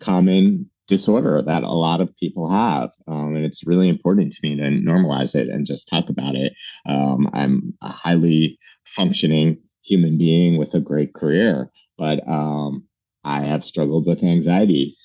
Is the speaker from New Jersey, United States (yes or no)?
yes; New Jersey, United States; moved away as an adult; also born or lived in Brooklyn, New York; now in New York City, United States; I'm a New Yorker. I was born in Brooklyn. I was raised in New Jersey